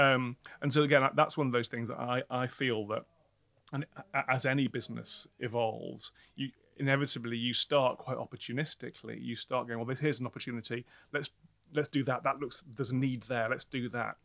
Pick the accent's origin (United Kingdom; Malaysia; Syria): United Kingdom; Newcastle, North East England; moved away as an adult; now in London, United Kingdom; who has grown up in the Northeast